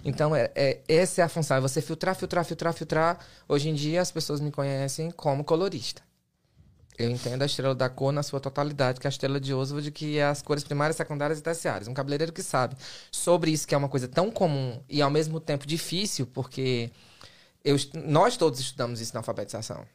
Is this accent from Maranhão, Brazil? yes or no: yes; Fortaleza, Ceará / Maranhão, Brazil; moved away as an adult; also born or lived in Massachusetts; now in United States; minha mãe era professora, meu pai era caminhoneiro, lá em Fortaleza, e fui criado no Maranhão